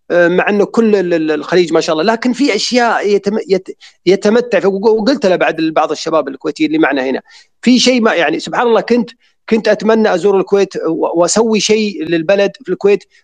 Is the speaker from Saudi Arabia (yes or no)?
yes; Saudi Arabia; وكأن الشرخ موجود فينا احنا كلنا كسعوديين